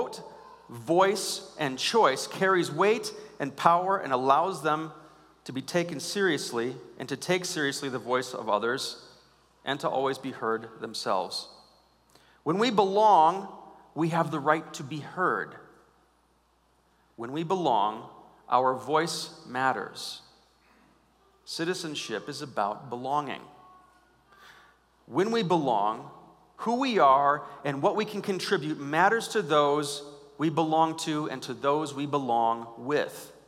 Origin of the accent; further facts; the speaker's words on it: United States; I'm an American